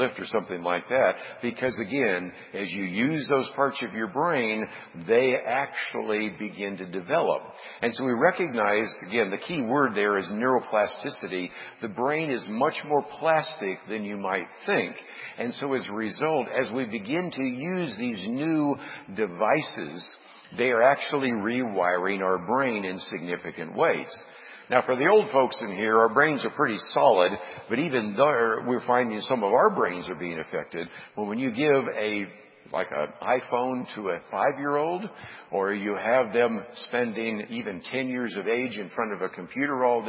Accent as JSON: {"language": "English", "town": "Berkeley", "region": "California", "country": "United States", "tie": "born or raised there", "said": "I grew up in the San Francisco Bay Area in Berkeley"}